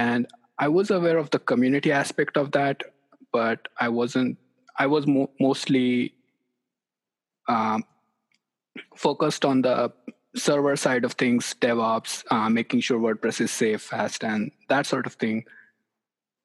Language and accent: English; near Mumbai, Maharashtra, India; moved away as an adult; also born or lived in Lubbock, Texas; now in Knoxville, United States; I grew up in India near a city, near Mumbai.